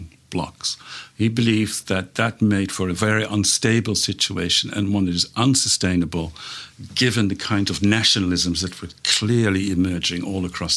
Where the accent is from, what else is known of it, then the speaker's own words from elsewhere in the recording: Netherlands; moved away; I'm from the Netherlands. The country was occupied, and my parents lived through